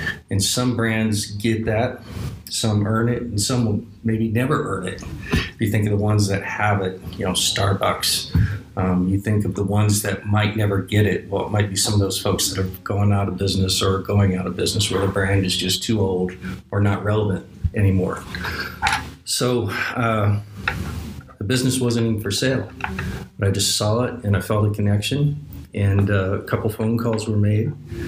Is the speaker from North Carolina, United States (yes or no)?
yes; Asheville, North Carolina, United States; I'm from Asheville, North Carolina, and the similarities are many. A nice, beautiful, walkable downtown, the mountains, the town in the valley, good four seasons, really nice people.